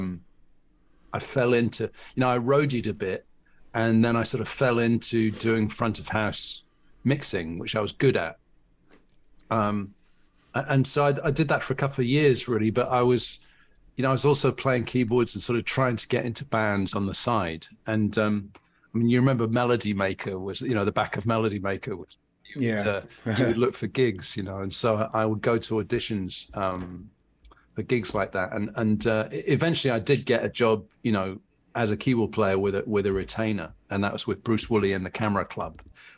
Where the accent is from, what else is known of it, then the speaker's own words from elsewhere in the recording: London, United Kingdom; born there; And although I was born in London and I lived there from sort of 16 onwards, it never really felt like home.